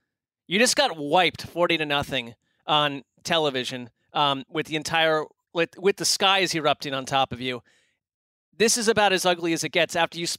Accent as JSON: {"language": "English", "country": "United States", "tie": "born or raised there", "said": "we grew up in Giants territory"}